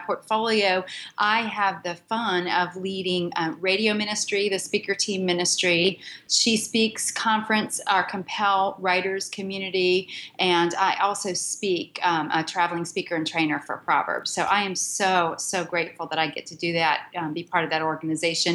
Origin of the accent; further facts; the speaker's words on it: Pittsburgh, Pennsylvania, United States; moved away as an adult; now in Charlotte, United States; I'm a northerner from Pittsburgh, Pennsylvania.